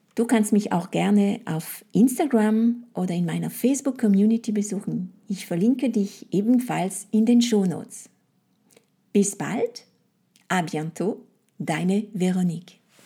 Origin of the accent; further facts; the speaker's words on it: France; first language French; German is a second language; moved away; meine Muttersprache und meine Kultur